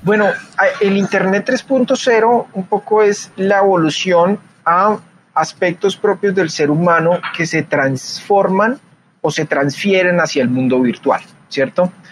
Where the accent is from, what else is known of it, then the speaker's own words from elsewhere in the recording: Colombia; en mi país, en Colombia